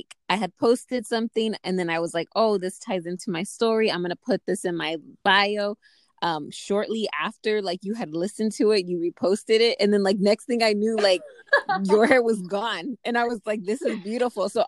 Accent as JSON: {"language": "English", "town": "Phoenix", "region": "Arizona", "country": "United States", "tie": "born or raised there", "said": "I am born and raised in Phoenix, Arizona"}